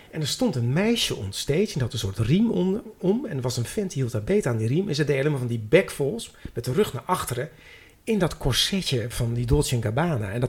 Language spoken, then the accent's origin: Dutch; Amsterdam, North Holland, Netherlands; Ik zeg, nou, ik kom uit Amsterdam.